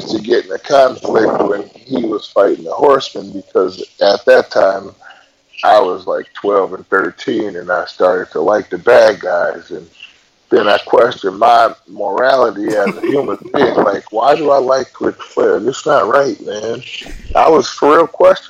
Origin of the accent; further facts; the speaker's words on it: Milwaukee, Wisconsin, United States; moved away as an adult; now in Arizona, United States; I'm from Milwaukee, Wisconsin. I lived there for about 38, 39 years. But now I live out in Arizona.